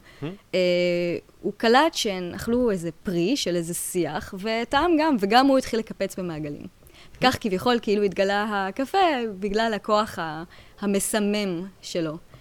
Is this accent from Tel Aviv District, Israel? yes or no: yes; Tel Aviv, Tel Aviv District, Israel; moved away as an adult; also born or lived in Jerusalem; now in Paris, France; אני במקור תל אביבית